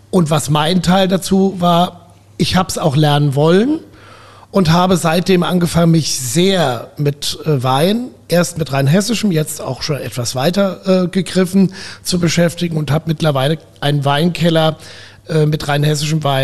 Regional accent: Rhineland-Palatinate, Germany; also born or lived in Ruhr area; Ja, also geboren bin ich im Ruhrgebiet.

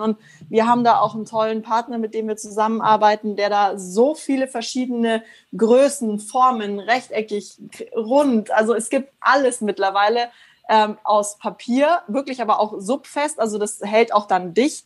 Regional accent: Germany; bei uns in Deutschland

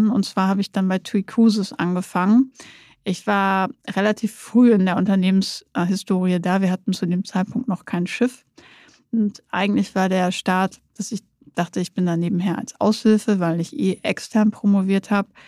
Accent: East Frisia, Lower Saxony, Germany; Ich bin Ostfriesen und nicht weit weg.

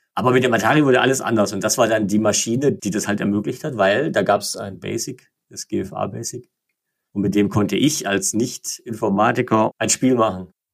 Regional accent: Igersheim, Baden-Württemberg, Germany; Mein Heimatort ist Igersheim, einer romantischen Straße, 5000 Einwohner ungefähr

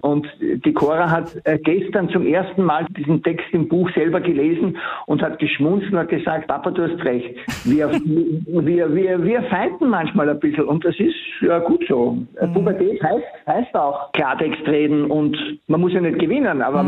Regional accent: Austria; bei uns in Österreich

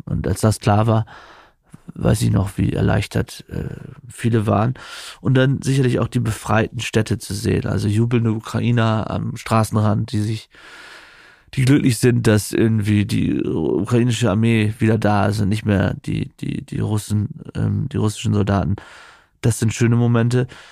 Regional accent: East Frisia, Lower Saxony, Germany; moved away; als ich als Jugendlicher in Ostfriesland aufgewachsen bin

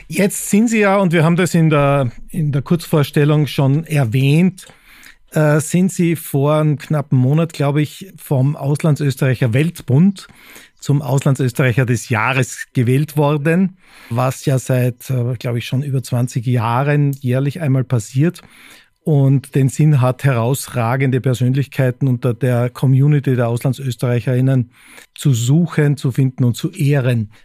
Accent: Austria; moved away as an adult; now in Munich, Germany; in München ist man als Österreicher Gastarbeiter, in Hamburg Exote.

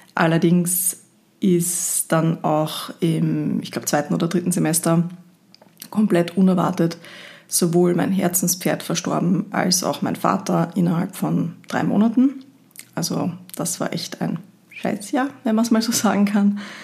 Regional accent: Linz, Upper Austria, Austria; now in Vienna, Austria; Ich komme eigentlich aus Linz, wohne aber schon seit vielen

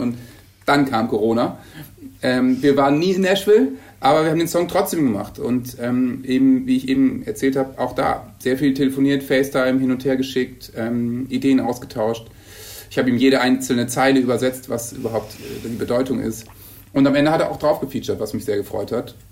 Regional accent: Bremen, Germany; moved away as an adult; now in Hamburg, Germany; Ich komme aus Bremen ja eigentlich

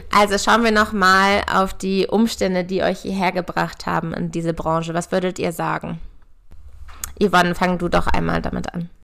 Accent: near Hanover, Lower Saxony, Germany; Ich komme ja auch aus der Nähe von Hannover

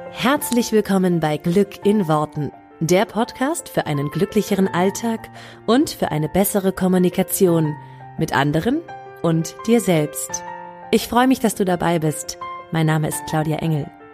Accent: Northern Germany, Germany; wie man bei uns im Norden sagt

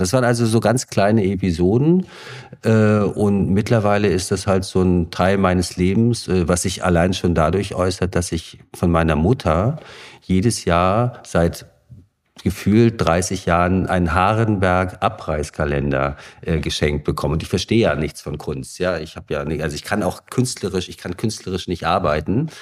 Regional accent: Greifswald, Mecklenburg-Vorpommern, Germany; ich bin in Greifswald geboren, 1969

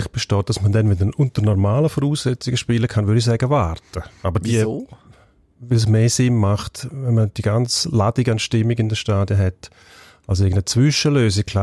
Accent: Switzerland; Wir haben ja noch tiefere Ligen bei uns in der Schweiz

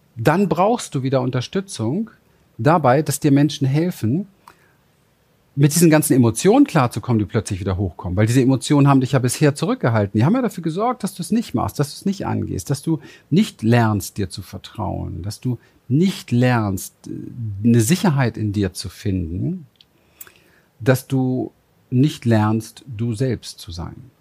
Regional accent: Berlin, Germany; ich bin in Berlin aufgewachsen, im Hinterhof

